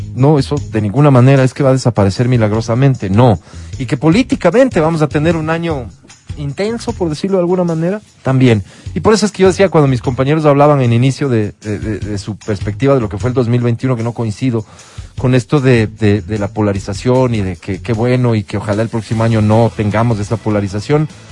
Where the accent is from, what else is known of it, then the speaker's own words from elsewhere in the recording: Ecuador; para mí como ecuatoriano